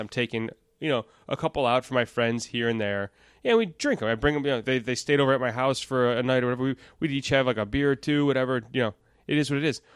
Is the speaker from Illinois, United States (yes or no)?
yes; Elk Grove Village, Illinois, United States; now in Itasca, United States; I was born in Elk Grove Village, which is, uh, ten minutes north